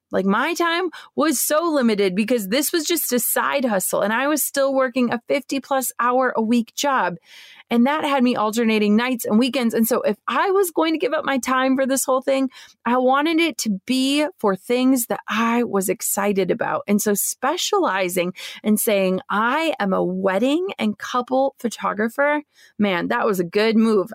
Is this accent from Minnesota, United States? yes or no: yes; Minnesota, United States; moved away as an adult; my hometown in Minnesota